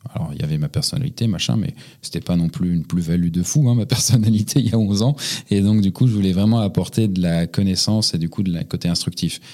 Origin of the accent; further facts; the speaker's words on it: Montreuil, Île-de-France, France; Je suis né à côté de Paris, dans la petite ville de Pantin, euh, non, c'est pas vrai, c'était à Montreuil.